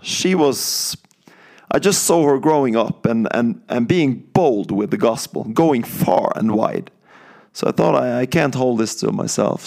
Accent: countryside outside Bergen, Vestland, Norway; moved away as an adult; I'm from Norway and, um, I grew up, uh, on the countryside of Norway, uh, outside Bergen

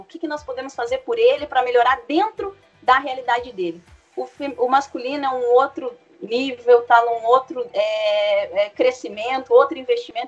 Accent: Curitiba, Paraná, Brazil; Eu sou de Curitiba, sou de Curitiba

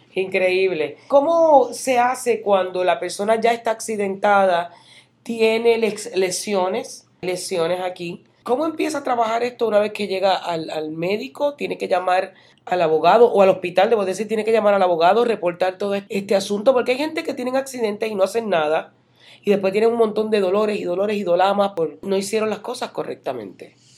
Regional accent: Puerto Rico; moved away as an adult; now in Central Florida, United States; uno viene de la Isla del Encanto, de donde soy yo

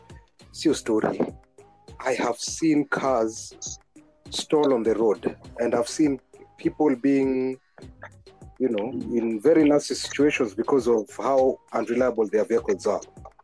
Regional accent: Samburu County, Kenya; I'm actually a Samburu guy from the Great North.

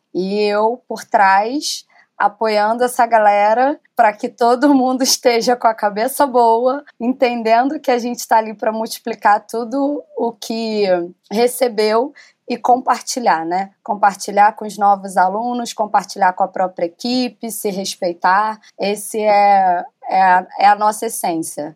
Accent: Rio de Janeiro, Brazil; Sou cria da Rocinha

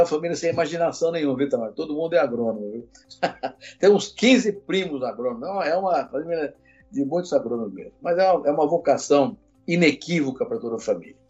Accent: Guariba, São Paulo, Brazil; also born or lived in Cordeirópolis, São Paulo; E aí eu fui para lá com três anos de idade, meu pai, minha mãe e uma irmãzinha menor, que recém-nascida, e lá passei a infância toda

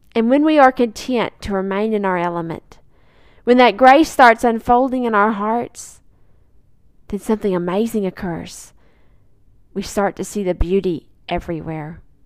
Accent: Arkansas, United States; Lake Magnus in my home state of Arkansas

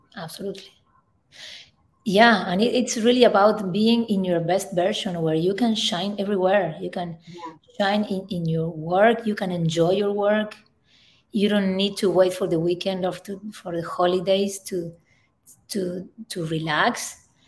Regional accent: Northwest Argentina, Argentina; moved away; I am from Argentina, in the, in the north northwest of Argentina.

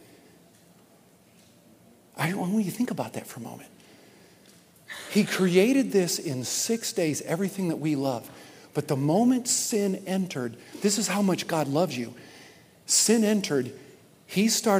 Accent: Michigan, United States; I was born in Michigan

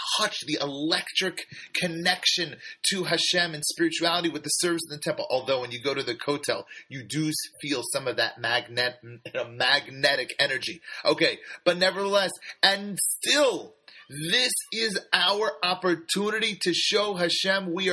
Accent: San Francisco, California, United States; I grew up in San Francisco in the, 80s and 90s

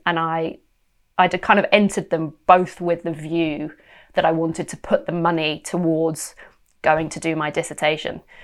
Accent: United Kingdom; also born or lived in West London; it was exciting being British and in London

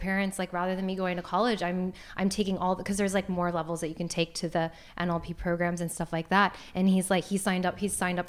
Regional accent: Fort Lauderdale, Florida, United States; moved away as an adult; now in Los Angeles, United States; I grew up in Fort Lauderdale. I lived in Florida, I'd say 21 years of my life

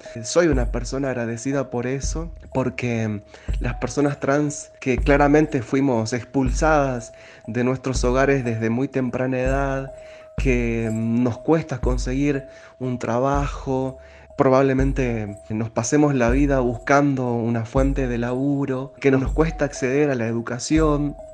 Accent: Tartagal, Salta, Argentina; moved away; also born or lived in Villa Carlos Paz; Yo nací en Tartagal, me crié eh, junto a mi familia durante muchísimos años allí

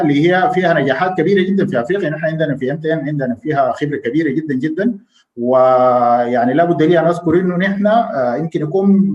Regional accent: Sudan

